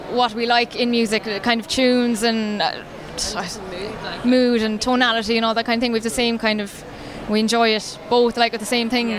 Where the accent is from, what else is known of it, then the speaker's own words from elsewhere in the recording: County Clare, Ireland; I'm from County Clare, and I suppose most recently I was studying in Limerick doing music